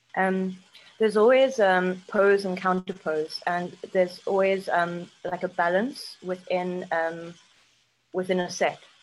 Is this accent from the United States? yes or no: no; South Africa; moved away as an adult; also born or lived in United Kingdom; I'm South African